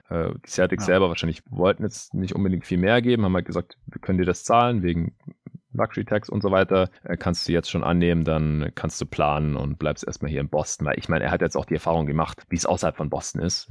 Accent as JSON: {"language": "German", "town": "Stuttgart", "region": "Baden-Württemberg", "country": "Germany", "tie": "born or raised there", "moved": "yes", "said": "in meine alte Heimat nach Stuttgart"}